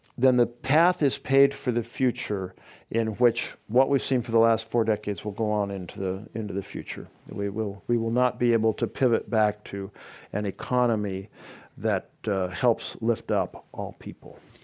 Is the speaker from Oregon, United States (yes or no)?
yes; Oregon, United States; my home state